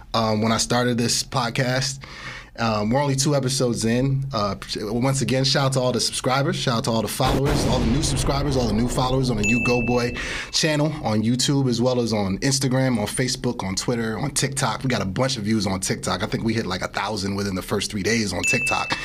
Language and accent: English; East Orange, New Jersey, United States; I grew up in East Orange, New Jersey.